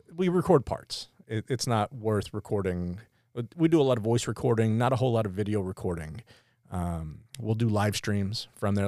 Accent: near Pottsville, Pennsylvania, United States; we grew up near Pottsville

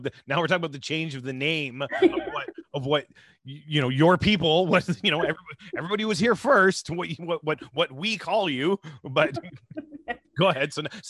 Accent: Ontario, Canada; I was from Ontario Housing, because I grew up in housing

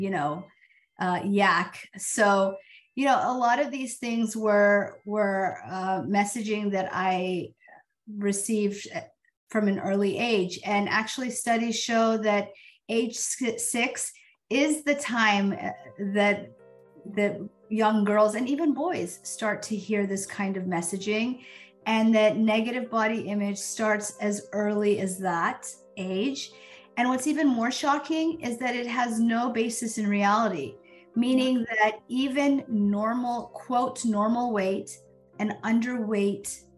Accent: United States; I was born in the United States to, you know, immigrant parents, but was fully ingrained in this culture and this society

